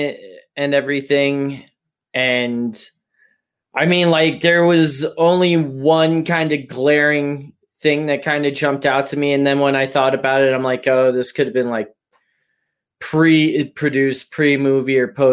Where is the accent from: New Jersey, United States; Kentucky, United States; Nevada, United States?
Nevada, United States; Las Vegas; I grew up in Vegas. Like I was 20 minutes from the green door